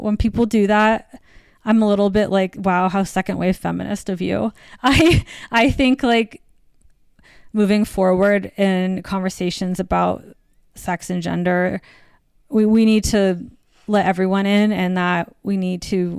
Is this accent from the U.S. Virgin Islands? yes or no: yes; U.S. Virgin Islands; I mean, I grew up in the Virgin Islands, but my family is from the Midwest.